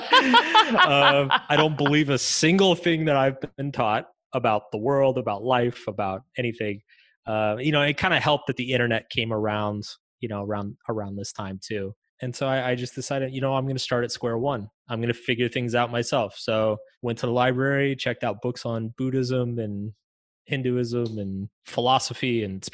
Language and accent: English; suburbs outside Austin, Texas, United States; I grew up in Bubba country, you know, like in the suburbs way outside of Austin